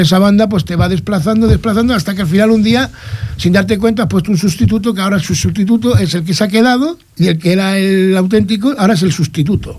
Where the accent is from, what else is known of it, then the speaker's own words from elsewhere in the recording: Vélez-Rubio, Andalusia, Spain; Soy de Almería, Vélez Rubio